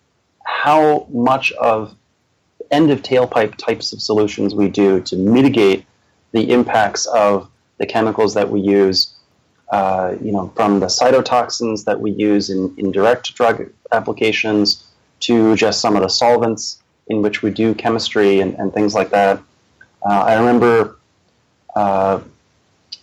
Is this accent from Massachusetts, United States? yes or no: yes; Boston, Massachusetts, United States; also born or lived in Charleston, South Carolina / Minnesota / upstate New York; I've lived in the Boston area since I was about 8 years old